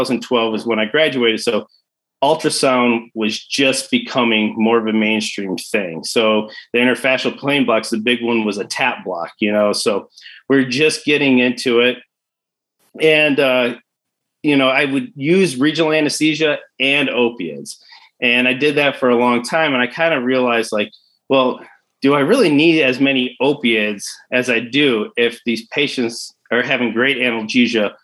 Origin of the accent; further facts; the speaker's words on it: Detroit, Michigan, United States; moved away as an adult; now in Spruce Pine, United States; I was born and raised in Detroit.